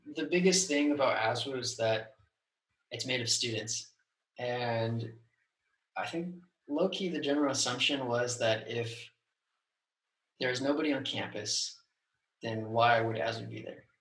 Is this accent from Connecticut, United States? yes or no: no; Southern California, United States; moved away as an adult; also born or lived in Virginia; I grew up in Southern California.